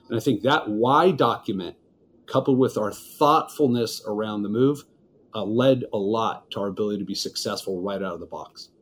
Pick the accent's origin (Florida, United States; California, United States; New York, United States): California, United States; Los Angeles; Los Angeles, California, which is where I'm from